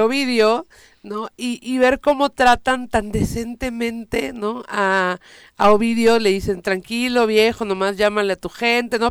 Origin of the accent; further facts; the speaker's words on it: Morelos, Mexico; yo vengo de Morelos